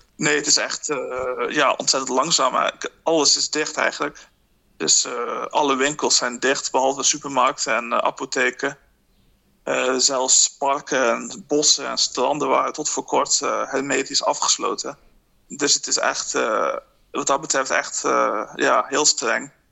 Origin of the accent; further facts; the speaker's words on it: Netherlands; moved away as an adult; now in Dublin, Ireland; mijn eigen situatie als Nederlander in het buitenland